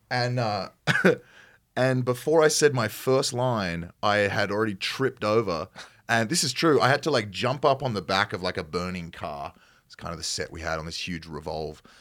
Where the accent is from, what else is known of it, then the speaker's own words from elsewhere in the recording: Australia; accent: Australian; perhaps not as broad as my accent might get uh-huh. from an Australian standpoint